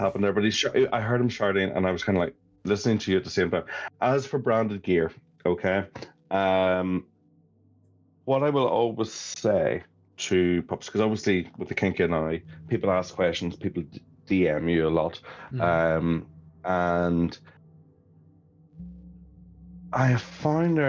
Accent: Ireland; moved away as an adult; also born or lived in London

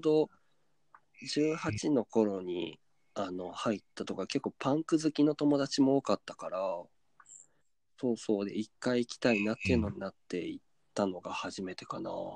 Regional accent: Kyoto, Japan; 地元京都を

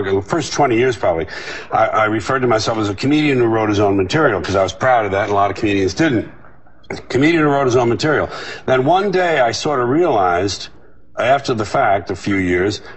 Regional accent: New York City, New York, United States; It was my hometown.

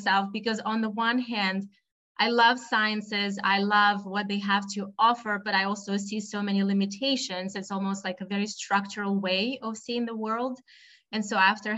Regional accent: Russia; moved away as an adult; also born or lived in United States; now in Boston, United States; I was born and raised in Russia

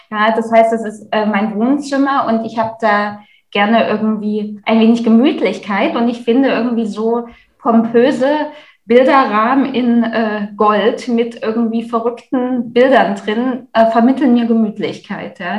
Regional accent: Leipzig, Saxony, Germany; wie eingangs erwähnt, ich komme halt aus Leipzig.

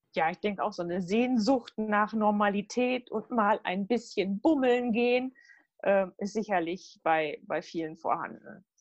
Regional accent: Halle, North Rhine-Westphalia, Germany; also born or lived in Gütersloh; Ich bin auch in Halle zur Schule gegangen

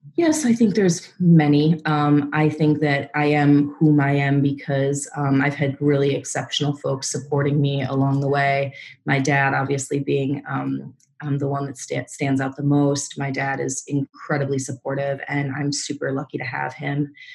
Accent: Minnesota, United States; moved away as an adult; now in New York, United States; I was born and raised in Minnesota in the Midwest, and came to New York um, right after graduating college

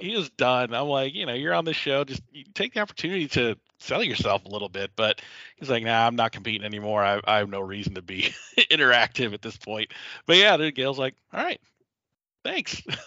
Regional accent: the South, United States; I come from the South where you know fried catfish is a staple

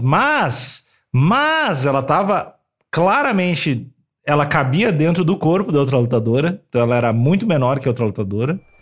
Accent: Rio Grande do Sul, Brazil; accent: gaúcho; eu tendo a ficar mais gaúcho, que é a minha origem, é o bah. jeito que eu fiquei, aprendi a falar, eu tento puxar o sotaque mais gaúcho.

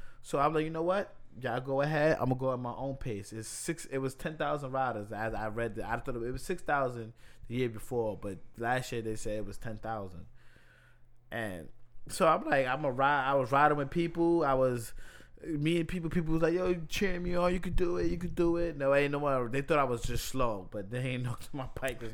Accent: New York City, New York, United States; also born or lived in Washington, D.C.; I'm from the Bronx and lived in the Bronx for 20-something years. I wasn't born here

